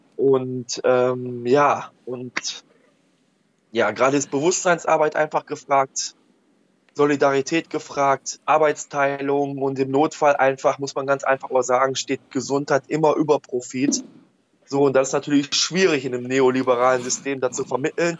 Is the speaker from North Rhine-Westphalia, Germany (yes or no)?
yes; Oberhausen, North Rhine-Westphalia, Germany; ich komme aus Oberhausen